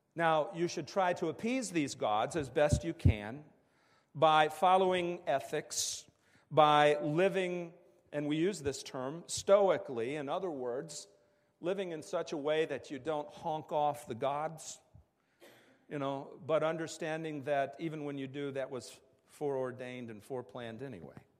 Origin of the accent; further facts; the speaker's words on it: West Virginia, United States; moved away; I grew up in the Bible Belt in West Virginia